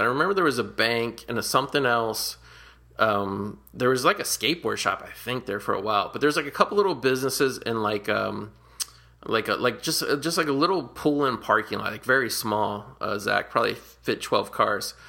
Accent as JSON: {"language": "English", "town": "Cincinnati", "region": "Ohio", "country": "United States", "tie": "born or raised there", "said": "I grew up in Cincinnati, Ohio, on Prosperity Place"}